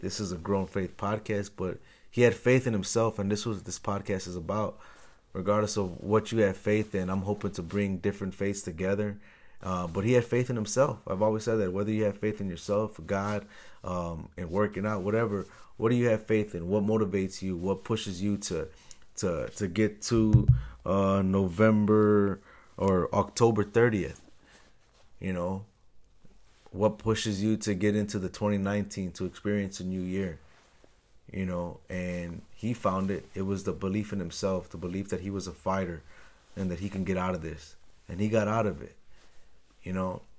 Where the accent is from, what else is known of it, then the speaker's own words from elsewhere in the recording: Chicago, Illinois, United States; moved away as an adult; also born or lived in Los Angeles / New York; now in Texas, United States; I'm from Chicago